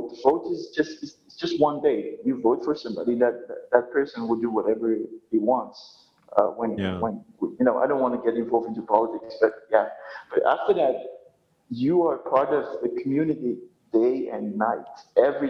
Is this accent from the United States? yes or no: no; northwestern coast of Madagascar, Madagascar; moved away as an adult; now in Antananarivo, Madagascar; I'm originally from the, northwestern coast of Madagascar